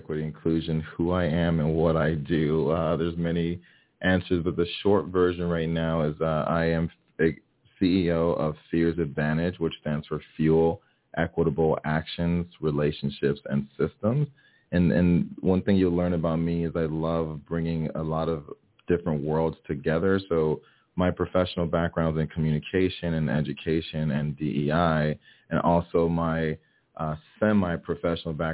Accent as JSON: {"language": "English", "town": "Miami", "region": "Florida", "country": "United States", "tie": "born or raised there", "second_language": "English", "said": "growing up in Miami, Florida, where we have a pretty diverse community. My family's from Haiti, so I was born and raised here in Miami."}